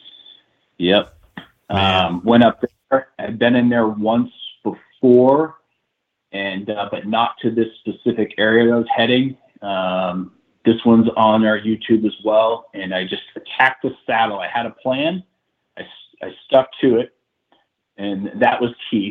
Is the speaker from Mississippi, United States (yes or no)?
no; New Hampshire, United States; my home state